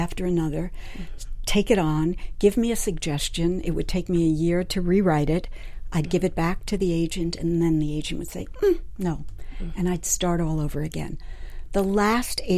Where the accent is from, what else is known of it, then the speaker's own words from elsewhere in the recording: New York City, New York, United States; moved away; I grew up in New York City